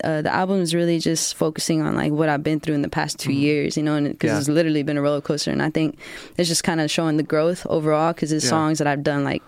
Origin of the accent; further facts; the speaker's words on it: Georgetown, Texas, United States; So I was born and raised in Georgetown